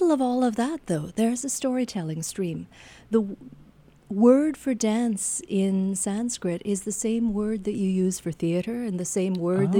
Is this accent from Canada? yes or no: yes; Canada; As a Canadian researching this